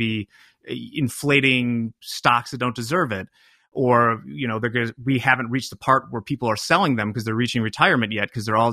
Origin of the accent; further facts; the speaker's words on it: Chicago suburbs, Illinois, United States; I'm just an Irish Catholic guy from the Chicago suburbs